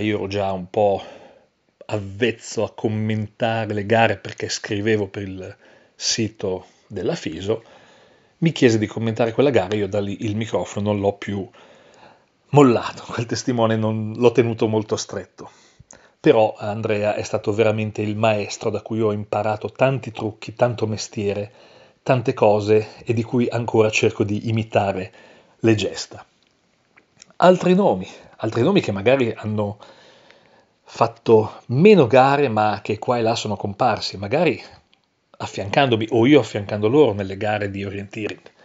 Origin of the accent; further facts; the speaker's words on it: Coredo, Trentino-Alto Adige, Italy; Coredo, tra tutti i posti possibili Coredo, il mio paese